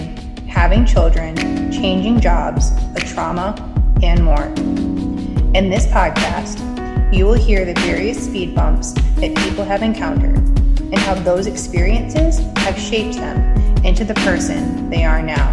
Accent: Connecticut, United States; we're both from Connecticut

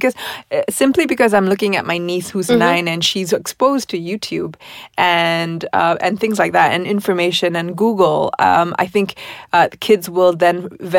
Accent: United States; moved away; I grew up in the States

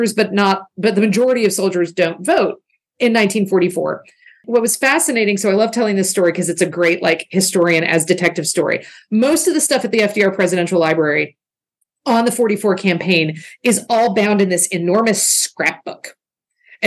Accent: the South, United States; I'm a Southerner

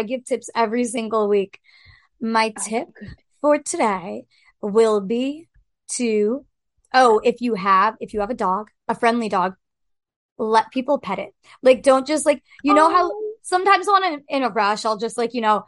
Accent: New Hampshire, United States; also born or lived in San Diego; now in New York City, United States; I'm from New Hampshire, too, so, like, we get a lot of leaf peepers in New Hampshire

